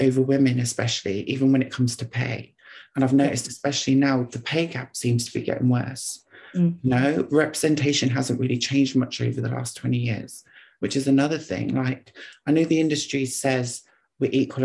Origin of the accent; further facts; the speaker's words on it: Oxford, South East England, United Kingdom; I'm from Oxford